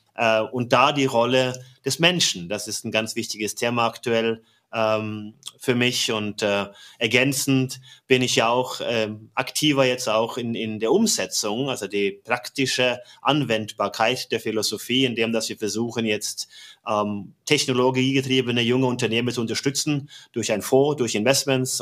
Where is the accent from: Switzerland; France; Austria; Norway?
Norway; German is a second language; moved away as an adult; now in Germany; bin gebürtiger Norweger seit 23 Jahren in Deutschland